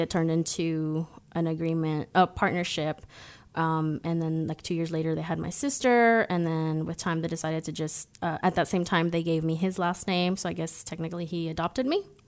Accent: Cancun, Quintana Roo, Mexico; moved away; also born or lived in United States; I was born in Mexico. Cancun to be exact

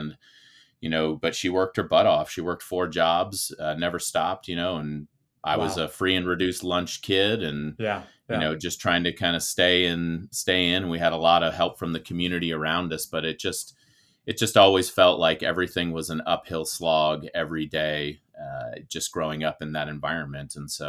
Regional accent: Bay Area, California, United States; I grew up in the Bay Area, California.

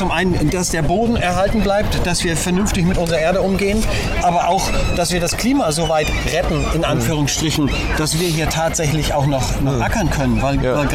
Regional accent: Hamburg, Germany; moved away; also born or lived in Kiel; ich, bin ja Hamburger, also ich komme ursprünglich

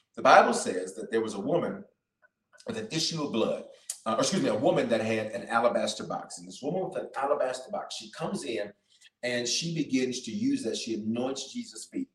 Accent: Memphis, Tennessee, United States; moved away; I'm from Memphis down the road

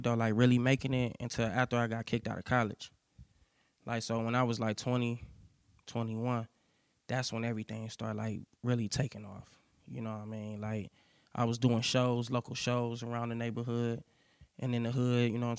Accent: Cleveland, Ohio, United States; I'm from Cleveland, Ohio.

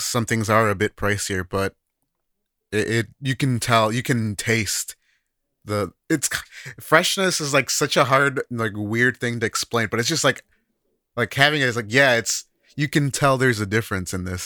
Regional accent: United States; now in Japan; as an American

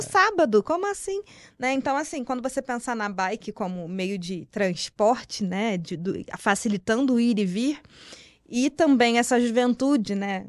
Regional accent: Rio de Janeiro, Brazil; now in São Paulo, Brazil; sou carioca, vim importada do Rio de Janeiro para cá

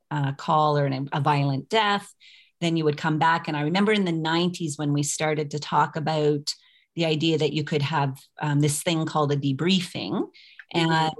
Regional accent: Fredericton, New Brunswick, Canada; I come from Fredericton, New Brunswick, so it's a city, I use city in quotation marks, of 45,000 people.

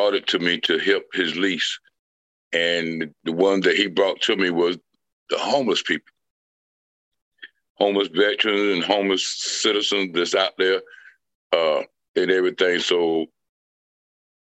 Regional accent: Windsor, North Carolina, United States; also born or lived in Bertie County, North Carolina; now in Goldsboro, United States; I am from Windsor, North Carolina. That's where I was born in, at Burchie County, which is up in the the northeastern section of North Carolina

